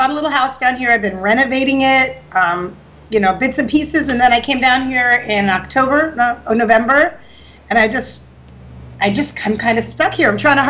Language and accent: English; Bari, Apulia, Italy; born there; I was born in Bari, yes. I was born on vacation. They didn't plan well.